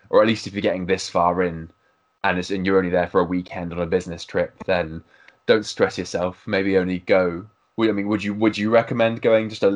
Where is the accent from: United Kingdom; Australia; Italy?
United Kingdom; as a Brit